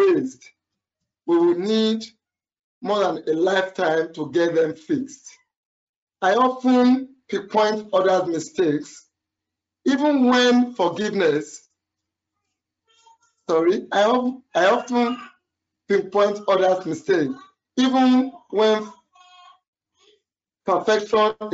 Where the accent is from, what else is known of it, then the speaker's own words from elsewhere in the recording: Nigeria; I'm a Nigerian.